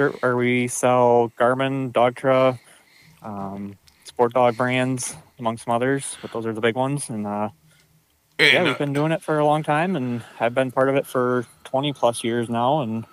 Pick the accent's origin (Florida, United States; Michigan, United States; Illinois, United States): Michigan, United States; Traverse City; I grew up here and lived here my whole life